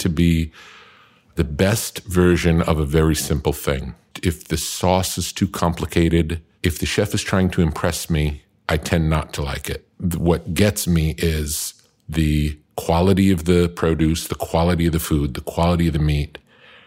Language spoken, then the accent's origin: English; Long Beach, New York, United States; now in Malibu, United States; I grew up in Long Island